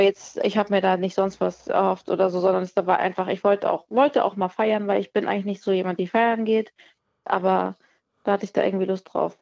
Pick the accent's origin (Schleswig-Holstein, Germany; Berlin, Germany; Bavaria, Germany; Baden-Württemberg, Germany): Schleswig-Holstein, Germany; near Kiel; ich bin ja aus der Nähe von Kiel